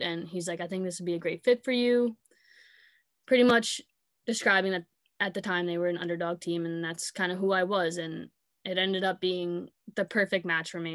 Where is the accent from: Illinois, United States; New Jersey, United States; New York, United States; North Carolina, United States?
New York, United States; Sayville; I grew up in Sable